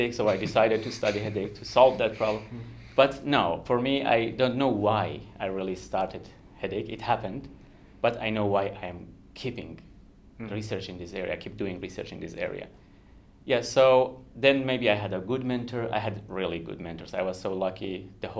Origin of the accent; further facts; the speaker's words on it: Kurdistan, Iran; first language Kurdish; English is a second language; moved away as an adult; now in Australia; I'm from Iran, the west of the country, which is called Kurdistan. So my first language is Kurdish